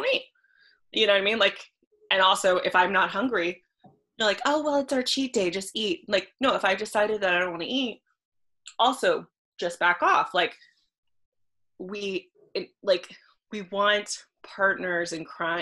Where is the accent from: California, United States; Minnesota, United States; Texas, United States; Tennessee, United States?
California, United States; Los Angeles; I grew up in Los Angeles and I started acting at a very young age